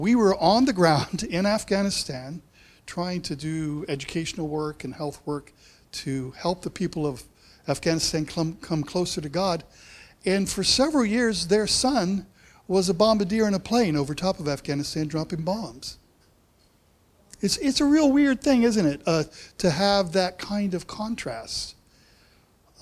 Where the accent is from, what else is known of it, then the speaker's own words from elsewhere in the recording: United States; moved away as an adult; now in New Zealand; I have this accent because I grew up in America